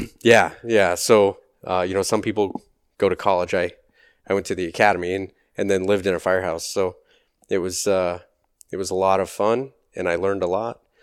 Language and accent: English; Loveland, Colorado, United States; moved away; also born or lived in Nebraska / Arizona; I grew up in Loveland, Colorado, just south of Fort Collins